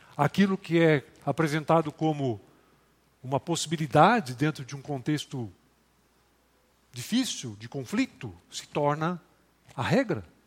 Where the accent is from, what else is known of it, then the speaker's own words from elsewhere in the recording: Rio Grande do Sul, Brazil; moved away; Eu sou do Rio Grande do Sul